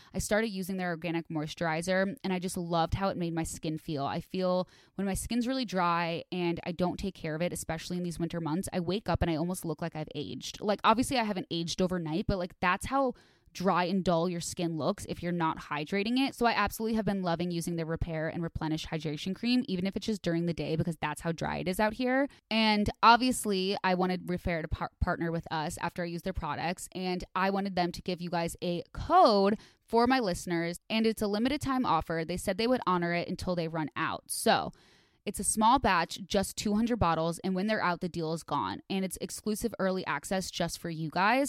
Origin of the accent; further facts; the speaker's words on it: Midwest, United States; I grew up in the Midwest